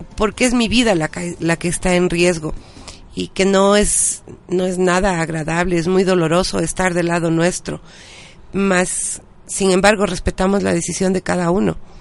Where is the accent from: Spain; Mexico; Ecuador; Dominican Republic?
Ecuador; nosotros como ciudadanos ecuatorianos